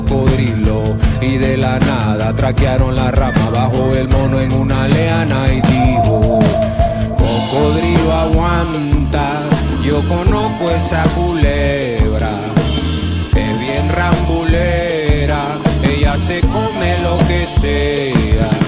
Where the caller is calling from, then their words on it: Panama; desde Panamá y estamos sonando acá por Radio Mandinga